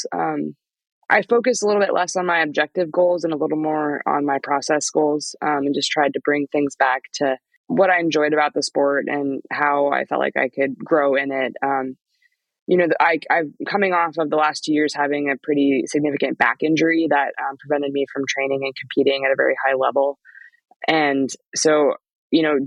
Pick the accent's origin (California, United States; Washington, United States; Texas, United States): Washington, United States; Methow Valley; also born or lived in Salt Lake City, Utah / Park City, Utah; We moved to the Metau because of Sean and Laura McCabe, who are really dear friends of my parents.